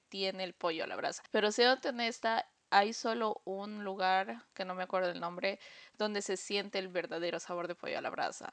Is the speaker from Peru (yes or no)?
yes; Peru; moved away; aquí dice, sí, dice Perú